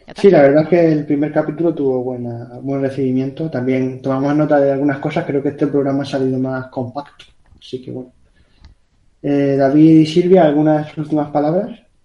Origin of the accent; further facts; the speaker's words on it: Canary Islands, Spain; Yo soy de Canarias, que eso está más lejos